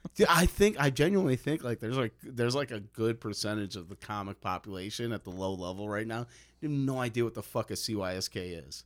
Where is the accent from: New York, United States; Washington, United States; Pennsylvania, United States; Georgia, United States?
New York, United States; New York City; moved away; also born or lived in Bronx / Queens / New Jersey; I grew up in Manhattan.